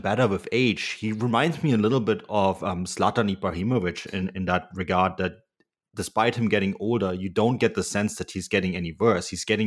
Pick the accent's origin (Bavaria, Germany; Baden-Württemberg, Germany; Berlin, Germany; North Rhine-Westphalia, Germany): Bavaria, Germany; Munich; growing up in Munich